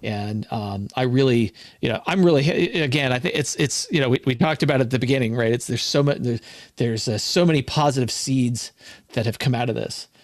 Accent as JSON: {"language": "English", "region": "California", "country": "United States", "also_born_or_lived": "Hawaii / Washington State", "moved": "yes", "lives_now": "Washington, United States", "said": "I'm from California"}